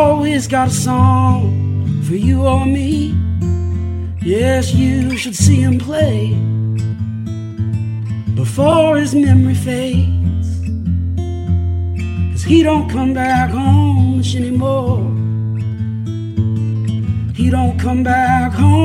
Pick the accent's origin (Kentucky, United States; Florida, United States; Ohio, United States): Ohio, United States; Caldwell; moved away as an adult; now in Oxford, United States; I grew up in Caldwell, Ohio, which is between Marietta and Cambridge, Ohio